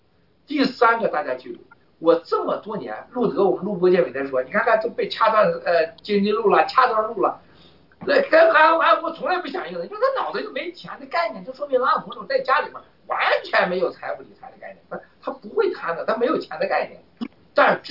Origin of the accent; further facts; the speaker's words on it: China; 你说我们中国人有个有个很很夸张的事情